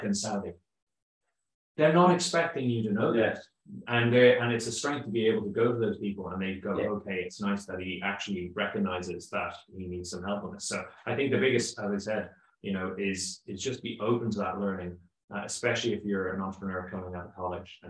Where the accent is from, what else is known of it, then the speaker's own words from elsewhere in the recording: Kildare, Leinster, Ireland; I am from Kildare